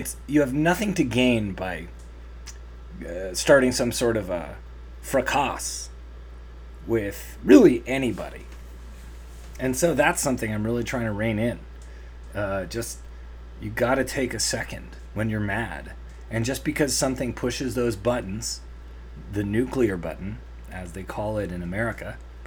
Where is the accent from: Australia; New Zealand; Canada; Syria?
Canada; I'm Canadian